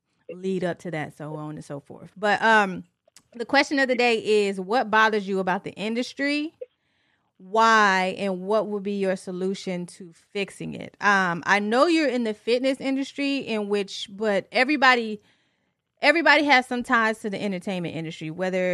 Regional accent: Tennessee, United States; born or raised there; also born or lived in Detroit, Michigan / Franklin, Tennessee

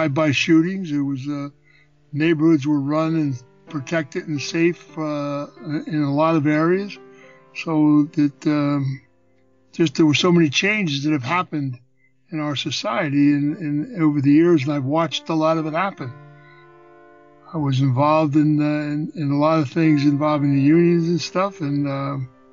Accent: Philadelphia, Pennsylvania, United States; I was born in Philadelphia

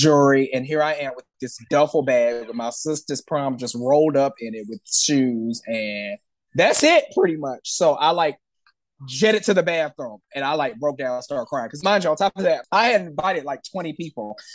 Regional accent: St. Louis, Missouri, United States; also born or lived in Atlanta, Georgia; now in Los Angeles, United States; I grew up in St. Louis, Missouri, right in the middle of the map.

